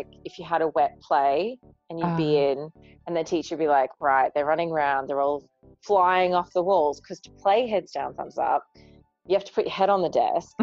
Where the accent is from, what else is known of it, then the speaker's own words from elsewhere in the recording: Australia; I'm Australian